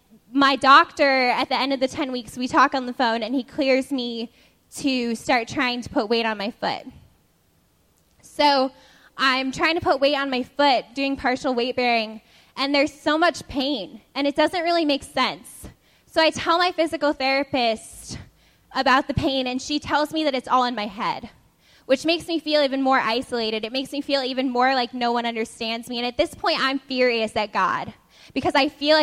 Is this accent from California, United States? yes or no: no; Nevada, United States; moved away as an adult; now in Boston, United States; my freshman year, I came to Boston from Nevada.